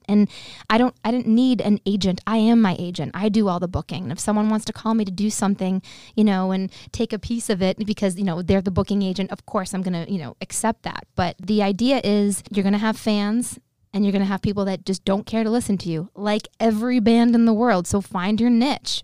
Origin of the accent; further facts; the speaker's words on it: Boston, Massachusetts, United States; I'd say, "Boston."